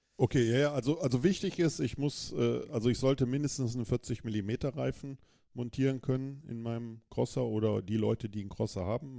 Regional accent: Germany; ich muss mich nicht als Deutscher in Deutschland qualifizieren

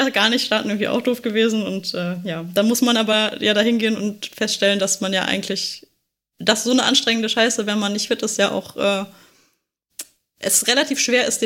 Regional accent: Düsseldorf, North Rhine-Westphalia, Germany; da es halt in Düsseldorf war, was ja meine alte Heimat ist

